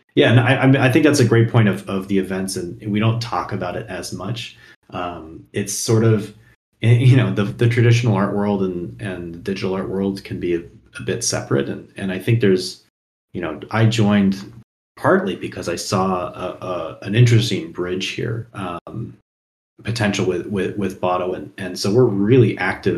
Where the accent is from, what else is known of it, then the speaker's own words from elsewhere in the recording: Seattle, Washington, United States; moved away; I'm originally from Seattle